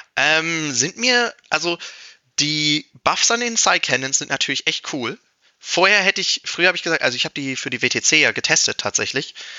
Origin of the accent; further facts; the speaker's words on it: Germany; für halt mein Heimatland spielen will